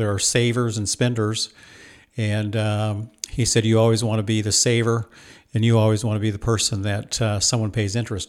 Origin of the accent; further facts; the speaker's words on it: Washington, United States; I was raised in Washington State on a farm, southeastern Washington State. My parents are from Idaho, so pretty conservative. We had a sugar beet farm in southeastern Washington.